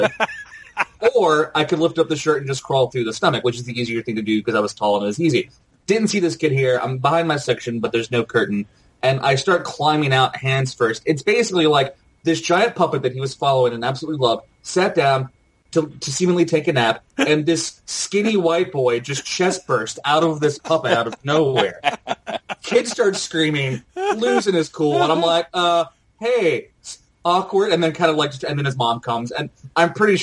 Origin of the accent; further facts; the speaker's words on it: Tennessee, United States; I grew up in Tennessee